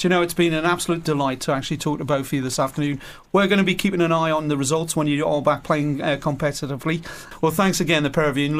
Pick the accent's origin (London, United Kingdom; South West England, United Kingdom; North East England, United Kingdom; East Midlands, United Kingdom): North East England, United Kingdom; Newcastle upon Tyne; I'm a Newcastle boy